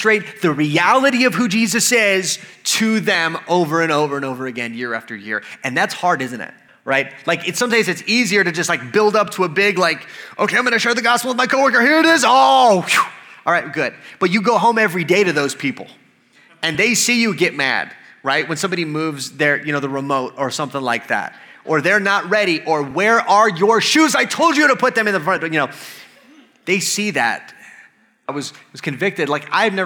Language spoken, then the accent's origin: English; United States; I'm an American